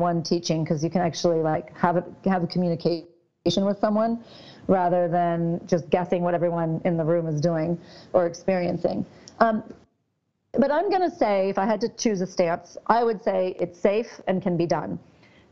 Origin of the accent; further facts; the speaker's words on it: Southern California, United States; I grew up in Southern California